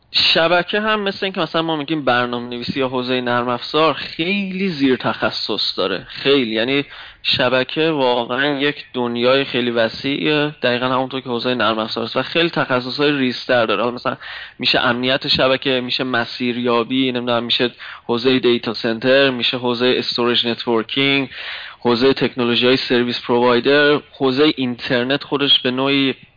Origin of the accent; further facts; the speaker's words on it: Mashhad, Razavi Khorasan, Iran; moved away as an adult; also born or lived in Tehran; now in Germany; اهل مشهدم